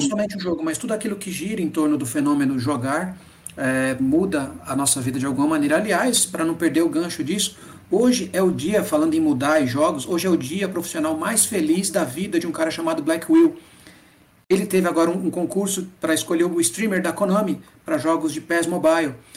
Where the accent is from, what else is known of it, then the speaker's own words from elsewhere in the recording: Northeast Region, Brazil; also born or lived in Japan; Eu sou nordestino